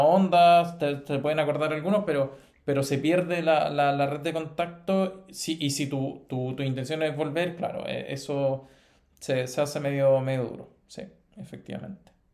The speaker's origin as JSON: {"language": "Spanish", "country": "Chile", "also_born_or_lived": "Italy", "moved": "as an adult", "lives_now": "Spain", "said": "Nosotros estamos eh, mal acostumbrado como chilenos"}